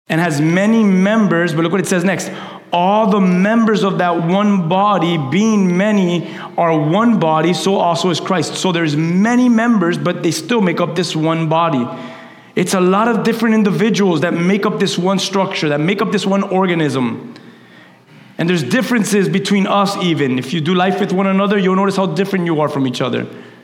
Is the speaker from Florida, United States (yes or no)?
yes; Key West, Florida, United States; I used to have a game with my sister when we're from Key West. And whenever we would go visit our family in Key West, we would drive down.